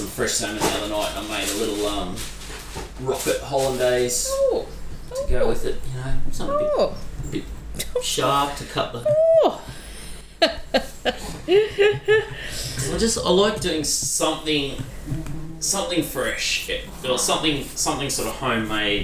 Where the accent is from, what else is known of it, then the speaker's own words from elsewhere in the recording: Queensland, Australia; I'm from Queensland